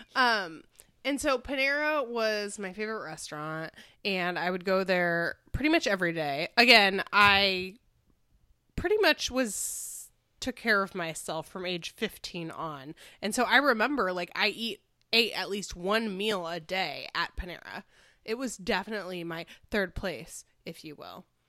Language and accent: English; Chicago, Illinois, United States; moved away; I grew up in Chicago